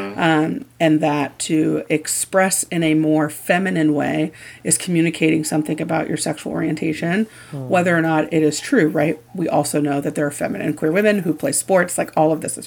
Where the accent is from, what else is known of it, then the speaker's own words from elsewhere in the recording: Indiana, United States; I grew up in Indiana.